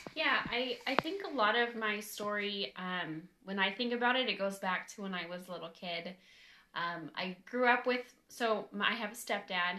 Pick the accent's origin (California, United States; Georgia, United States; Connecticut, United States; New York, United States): California, United States; moved away as an adult; now in Nashville, United States; I am pretty much born and raised in California, and we moved to um, Nashville about three weeks ago